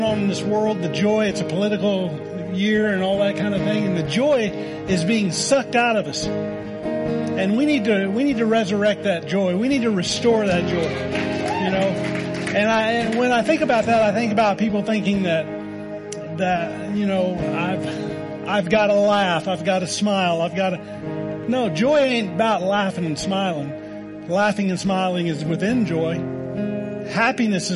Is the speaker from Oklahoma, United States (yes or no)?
yes; Oklahoma, United States; moved away; I'm from Oklahoma